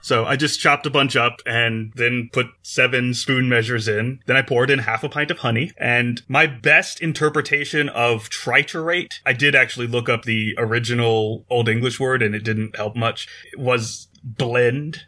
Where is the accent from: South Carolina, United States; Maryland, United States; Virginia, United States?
Maryland, United States; I grew up in Maryland, where salt and vinegar on your fries are pretty standard